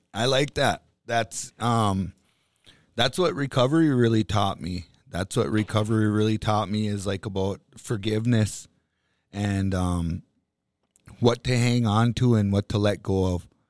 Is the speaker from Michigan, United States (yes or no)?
no; Bois Forte Band of Chippewa, Minnesota, United States; I'm an Ojibwe from the Boys Fort Band of Chippewa Indians